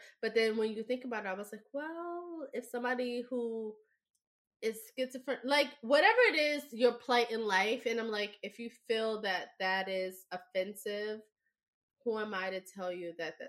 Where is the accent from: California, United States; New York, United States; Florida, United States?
New York, United States; I mean, being a New Yorker, it was part of our